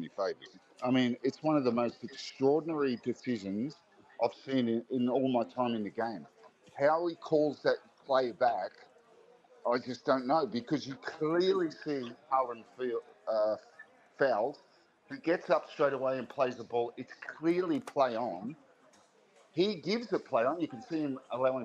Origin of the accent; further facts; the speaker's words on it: Sutherland Shire, New South Wales, Australia; I grew up in Pitney Point